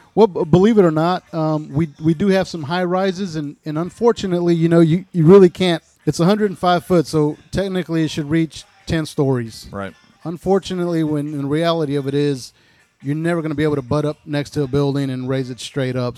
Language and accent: English; El Paso, Texas, United States; also born or lived in Panama City, Florida; now in South Walton, United States; originally I was born in El Paso, Texas. I moved to Panama City in 1984.